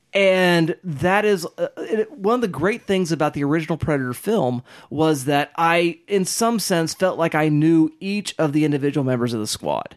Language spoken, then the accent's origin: English; Kiowa country, Oklahoma, United States; growing up in Kiowa country